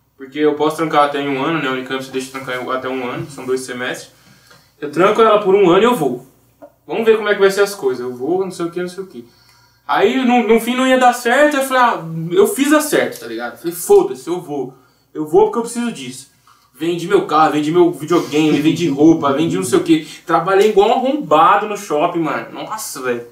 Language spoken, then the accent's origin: Portuguese; Campinas, São Paulo, Brazil; also born or lived in Ireland; eu sou de Campinas também